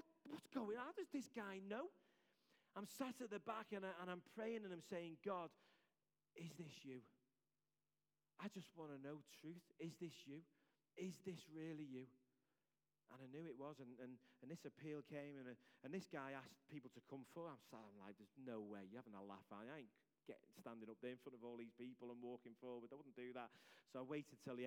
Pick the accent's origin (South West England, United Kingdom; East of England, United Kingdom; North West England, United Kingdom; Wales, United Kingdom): North West England, United Kingdom; Liverpool; accent: Scouse; my Scouse accent